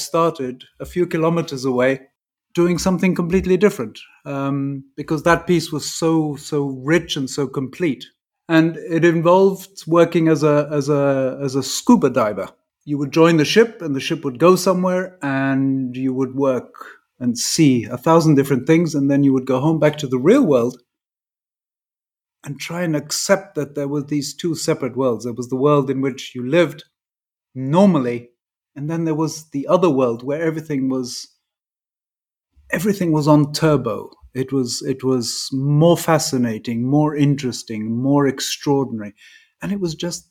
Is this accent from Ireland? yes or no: no; England, United Kingdom; first language English; also born or lived in Dolceacqua, Italy; I'm English, and we have this thing about boarding school in England